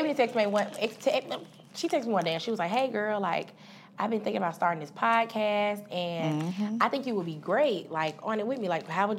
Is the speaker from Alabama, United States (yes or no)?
yes; Tuscaloosa, Alabama, United States; I am from Tuscaloosa, Alabama, home of the Crazy Tide.